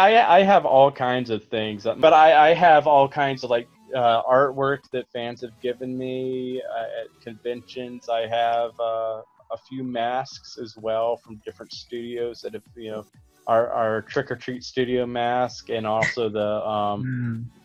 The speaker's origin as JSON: {"language": "English", "region": "Alabama", "country": "United States", "tie": "born or raised there", "said": "growing up in Alabama"}